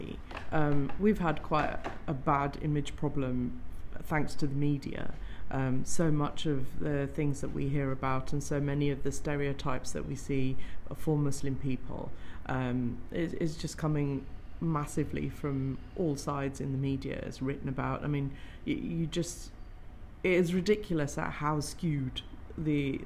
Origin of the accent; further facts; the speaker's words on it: Greenford, London, United Kingdom; growing up in Greenford, we had a lot of the, at that time, we had skinheads who used to hang